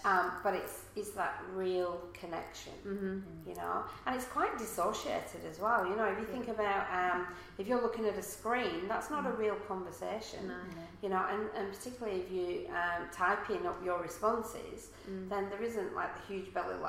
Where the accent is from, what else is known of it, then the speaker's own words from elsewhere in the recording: England, United Kingdom; now in Australia; if you haven't noticed from the accent, I'm not from around here. So therefore, you know, I'm not from Australia. Most of my family are back in England.